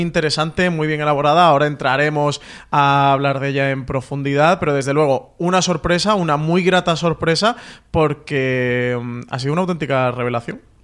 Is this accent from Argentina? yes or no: no; Andalusia, Spain; yo, como buen andaluz